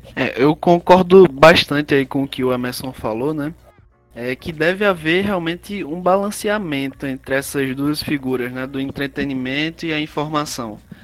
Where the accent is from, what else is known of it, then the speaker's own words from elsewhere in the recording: Ceará, Brazil; sou cearense, sou aqui do Ceará